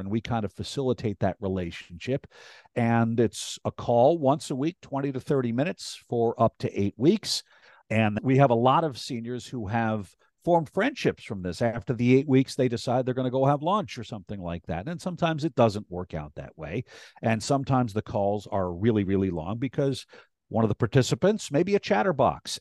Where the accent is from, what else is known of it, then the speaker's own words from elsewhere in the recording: Rhinebeck, New York, United States; also born or lived in Clinton Corners / Hyde Park / Tivoli / New Paltz; I grew up in Rhinebeck, uh, born at Northern Dutchess Hospital